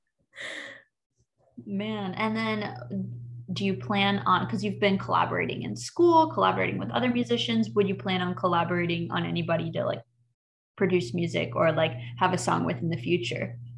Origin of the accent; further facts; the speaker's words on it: the South, United States; growing up in the South